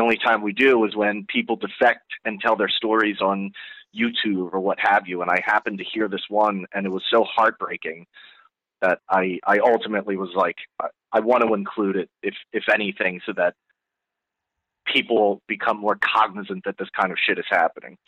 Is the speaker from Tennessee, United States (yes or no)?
no; New Jersey, United States; I'm born and raised in New Jersey